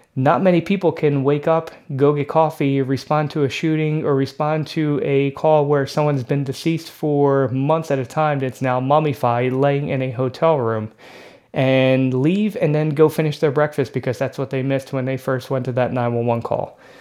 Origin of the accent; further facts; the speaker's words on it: Philadelphia, Pennsylvania, United States; I grew up in Philadelphia